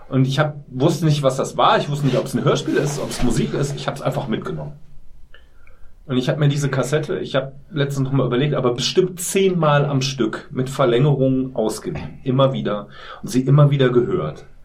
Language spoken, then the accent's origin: German; Solingen, North Rhine-Westphalia, Germany; Ich bin in Solingenwald zur Schule gegangen